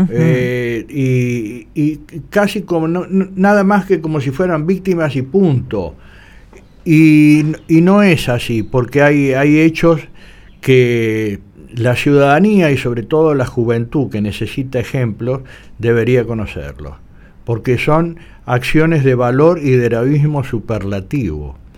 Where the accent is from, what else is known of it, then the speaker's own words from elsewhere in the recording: Argentina; como todo argentino siente el orgullo porque ellos están reconociendo el valor de, de, eso.